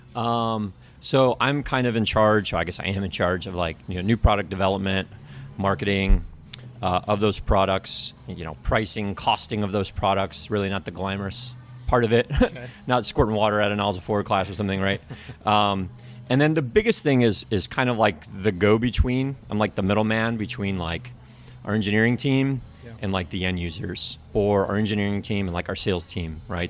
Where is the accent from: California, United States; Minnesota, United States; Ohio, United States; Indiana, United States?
Indiana, United States; South Bend; I grew up in South Bend